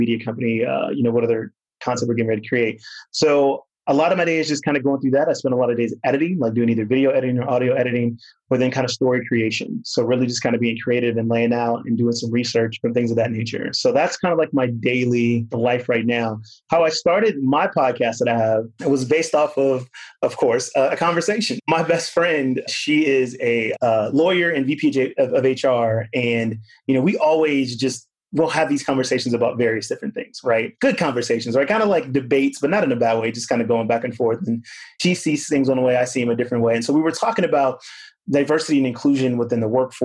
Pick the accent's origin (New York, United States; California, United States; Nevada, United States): California, United States; Southern; moved away as an adult; also born or lived in Lynwood, California / North Carolina / Sydney, Australia; now in Austin, United States; I grew up in Southern California